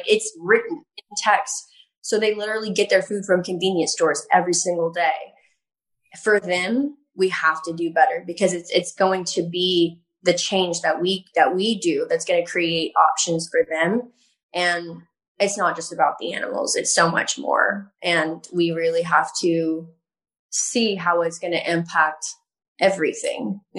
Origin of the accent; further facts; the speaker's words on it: the South, United States; I grew up in the South, and that's all we wore is just big cowboy boots and belts